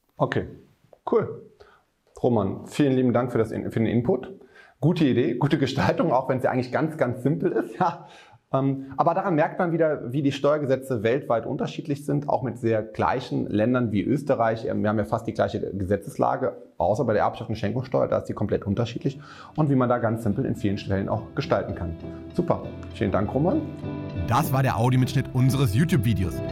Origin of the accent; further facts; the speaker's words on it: Germany; also born or lived in Cologne; bei uns in Deutschland